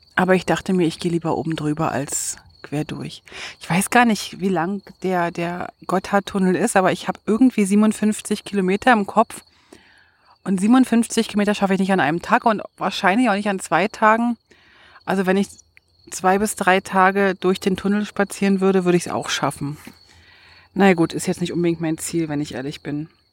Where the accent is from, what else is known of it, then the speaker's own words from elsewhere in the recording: Berlin, Germany; aus Berlin, als Berlinerin, als Hauptstadtkind